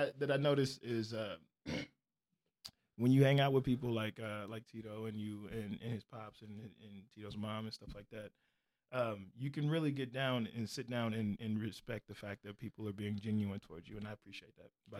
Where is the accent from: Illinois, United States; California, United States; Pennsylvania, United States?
Illinois, United States; Chicago; moved away as an adult; also born or lived in Normal, Illinois / Midwest; now in Portland, United States; I was moving to Portland. I was from Chicago. I lived in Normal, Illinois for a long time. Then I went to Chicago for a little bit. And then I moved from Chicago to Portland.